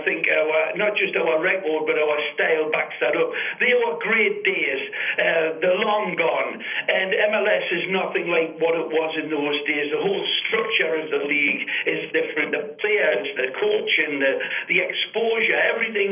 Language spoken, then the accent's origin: English; England, United Kingdom; accent: English; moved away as an adult; now in Fort Lauderdale, United States; I know I sound English